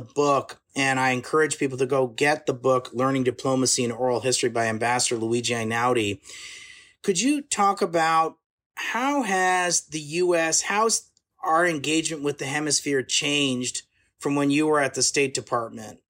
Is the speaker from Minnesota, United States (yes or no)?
no; Chappaqua, New York, United States; I grew up in Chappaqua